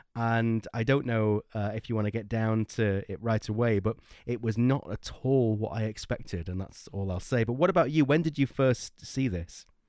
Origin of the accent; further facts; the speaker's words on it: Blackpool, North West England, United Kingdom; we're from Blackpool in northwest UK, and that's by the sea